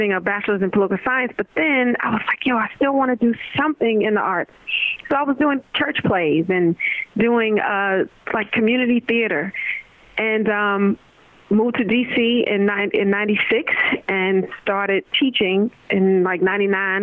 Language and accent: English; New York, United States; moved away; also born or lived in Virginia / Washington, D.C.; So I'm a native New Yorker. I was born and raised born in New York, and then I moved to Virginia.